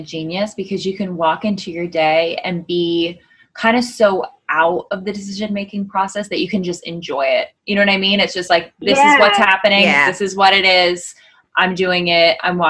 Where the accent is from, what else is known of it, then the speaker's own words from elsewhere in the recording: Connecticut, United States; I'm from Connecticut.